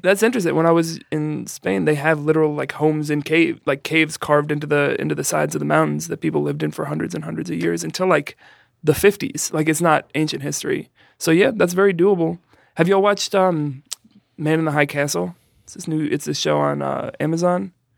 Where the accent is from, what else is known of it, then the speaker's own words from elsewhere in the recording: New York City, New York, United States; I grew up in the Bronx